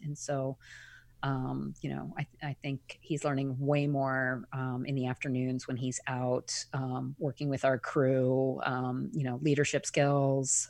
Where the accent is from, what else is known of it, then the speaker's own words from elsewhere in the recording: Eastern Long Island, New York, United States; I grew up on Eastern Long Island